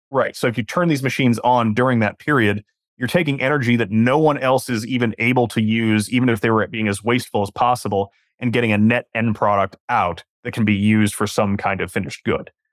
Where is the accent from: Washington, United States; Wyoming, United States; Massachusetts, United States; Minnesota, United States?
Washington, United States; Western; now in Southern California, United States; I'm from Western Washington